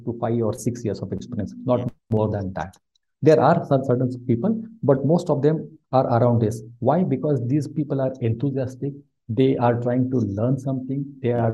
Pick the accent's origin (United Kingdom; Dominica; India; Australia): India; moved away as an adult; also born or lived in Mumbai, India; now in Bangalore, India; although I was born in Mumbai, I come and I was, you know, I grew up in a very, very small village